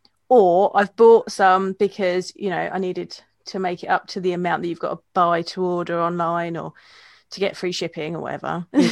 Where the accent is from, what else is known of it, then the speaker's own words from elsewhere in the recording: United Kingdom; as a British beer drinker, I don't agree with you.